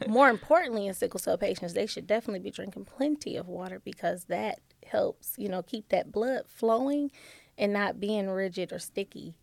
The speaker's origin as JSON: {"language": "English", "town": "Detroit", "region": "Michigan", "country": "United States", "moved": "as an adult", "lives_now": "Toledo, United States", "said": "I am originally from Detroit, Michigan"}